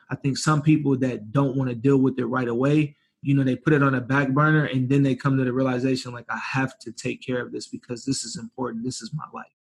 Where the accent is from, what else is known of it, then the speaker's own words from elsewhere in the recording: Ypsilanti, Michigan, United States; moved away as an adult; now in San Diego, United States; from Ypsilanti, Michigan